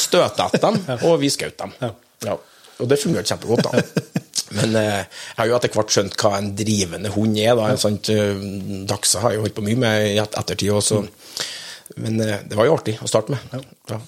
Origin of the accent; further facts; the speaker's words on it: Norway; also born or lived in near Oslo; kunne faktisk etablert meg på heimgården min, da, der jeg vokste opp